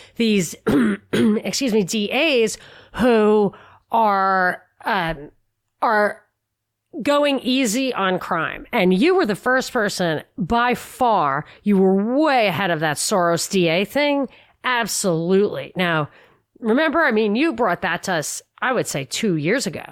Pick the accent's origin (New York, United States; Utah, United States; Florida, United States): New York, United States; I'm a New Yorker